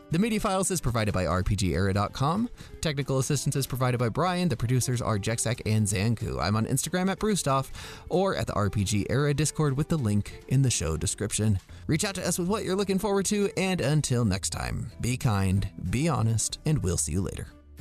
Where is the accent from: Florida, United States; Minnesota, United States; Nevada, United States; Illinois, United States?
Nevada, United States; Las Vegas; I'm from Las Vegas